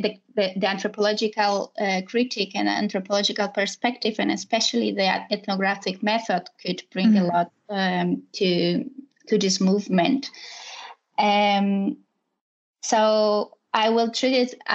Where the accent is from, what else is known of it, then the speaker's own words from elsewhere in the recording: Poland; moved away as an adult; also born or lived in Warsaw; now in Spain; I'm from Poland, and I live in Spain